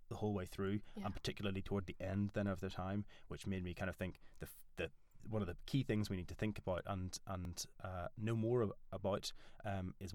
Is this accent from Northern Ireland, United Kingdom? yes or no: yes; Northern Ireland, United Kingdom; accent: Northern Irish; moved away as an adult; now in York, United Kingdom; I'm Northern Irish. That's what this weird accent is.